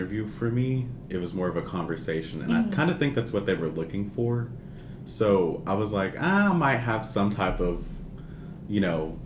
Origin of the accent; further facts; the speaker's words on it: Conway, Arkansas, United States; I am a junior and I'm from Conway, Arkansas